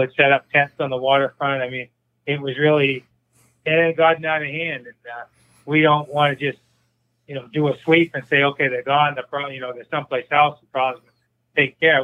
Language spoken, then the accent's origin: English; Bangor, Maine, United States; I grew, I grew up in Bangor. I uh, went to public schools in Bangor